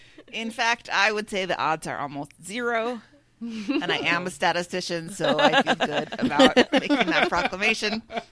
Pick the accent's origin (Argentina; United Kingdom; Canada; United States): United Kingdom; England; I'm from England.